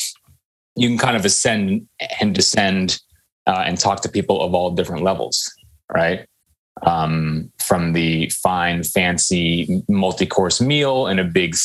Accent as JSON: {"language": "English", "area": "Silicon Valley", "region": "California", "country": "United States", "tie": "born or raised there", "said": "I grew up in in Silicon Valley and in the 90s"}